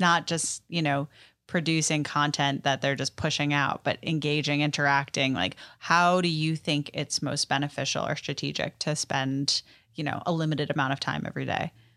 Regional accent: New York City, New York, United States; moved away as an adult; now in Nashville, United States; I'm born and raised in New York City

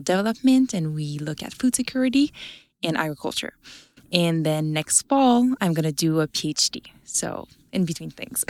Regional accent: Abitibi, Quebec, Canada; I'm from Abitibi in Quebec

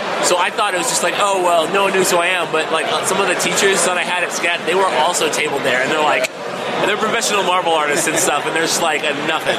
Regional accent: Atlanta, Georgia, United States; Yeah, so we're from Atlanta, so we've been to Dragon.

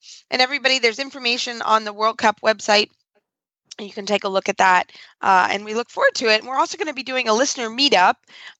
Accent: Kentucky, United States; I'm from Kentucky. I get all about that. It's green in Kentucky for a reason because it rains a lot.

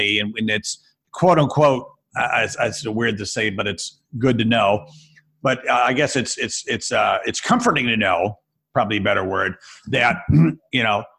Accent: Rochester, New York, United States; I come from Rochester, New York. It's the home of Kodak, right?

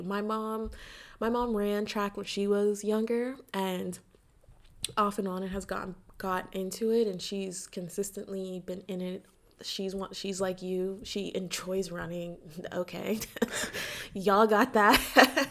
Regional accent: United States; I'm American.

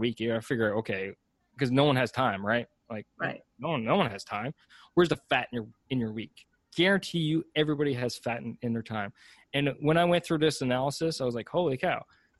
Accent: Canada; I'm Canadian.

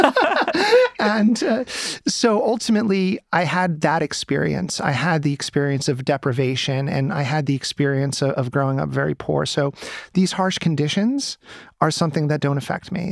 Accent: United States; moved away as an adult; now in Ukraine; I'm an American citizen

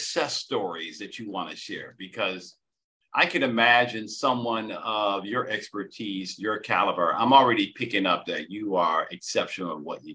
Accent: Michigan, United States; moved away; I'm from Michigan

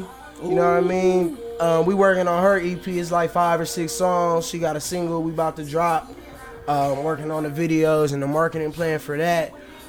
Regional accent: Manchester, North West England, United Kingdom; born there; Also, I was born in England. It's Manchester, England.

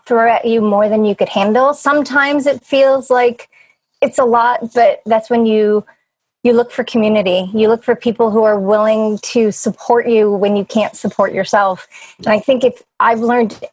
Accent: New England, United States; moved away as an adult; we're from New England

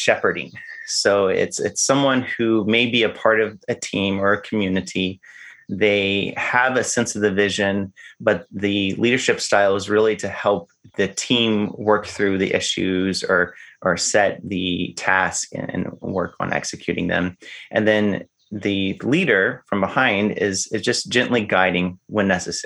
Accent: the South, Arkansas, United States; I grew up in the South. And in the South, we have boy state and girl state

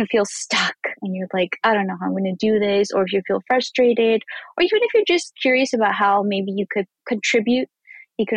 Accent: northern Mexico, Mexico; moved away as an adult; now in United States; I'm Mexican myself. I was born in Mexico, but I've lived in the United States, I think more than like 12 years now. So I've been here for a while. And I grew up on the border of Texas and Mexico.

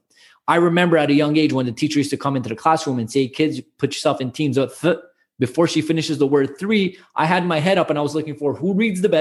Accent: Montreal, Quebec, Canada; I'm born and raised in Montreal, but both my parents are immigrated here

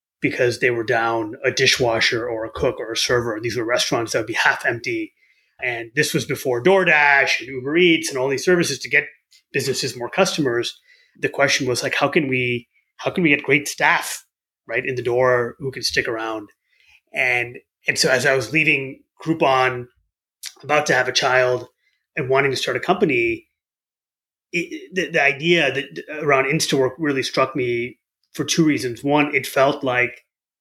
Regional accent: Southeast Michigan, United States; I grew up in Southeast Michigan. My parents had immigrated here from India

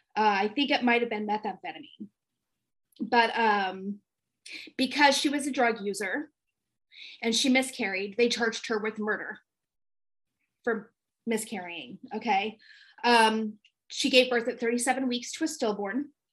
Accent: California, United States; my home state of California

